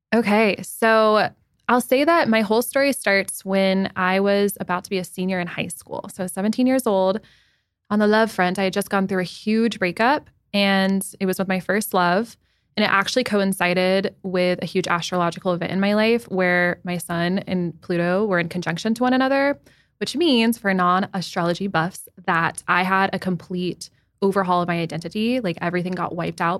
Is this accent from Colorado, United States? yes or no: yes; Denver, Colorado, United States; moved away as an adult; also born or lived in Manhattan, New York; now in New York City, United States; I grew up in Denver, Colorado, but I've been in Manhattan since February twenty twenty